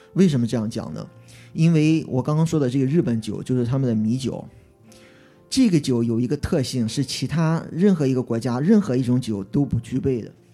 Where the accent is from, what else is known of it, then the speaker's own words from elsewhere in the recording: Qingdao, Shandong, China; 我是青岛人，我中国青岛出生，因为青岛冲击量在中国算个三线城市